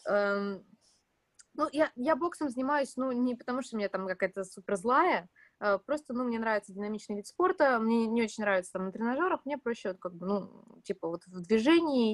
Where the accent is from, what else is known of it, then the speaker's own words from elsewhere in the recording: Omsk, Omsk Oblast, Russia; moved away; я из Омска